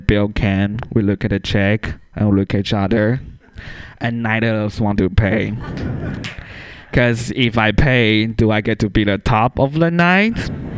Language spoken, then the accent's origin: English; Taiwan; English is a second language; now in San Francisco, United States; Yeah, I'm originally from Taiwan. There, we teach English differently.